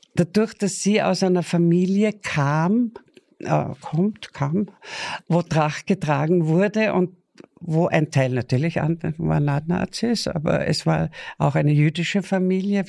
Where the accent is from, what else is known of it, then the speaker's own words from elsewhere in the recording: Attersee, Upper Austria, Austria; Also 42 geboren, fast im See